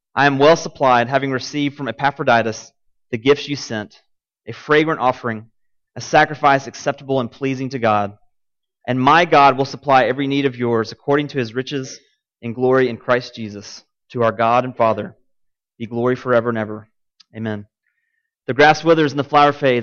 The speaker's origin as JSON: {"language": "English", "town": "Martin", "region": "Tennessee", "country": "United States", "tie": "born or raised there", "lives_now": "Cookeville, United States", "said": "I grew up in Martin, Tennessee"}